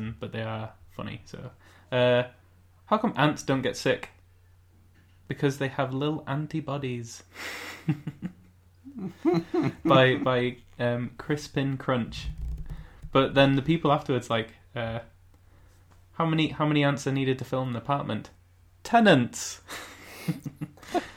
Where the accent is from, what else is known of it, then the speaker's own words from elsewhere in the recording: United Kingdom; we're British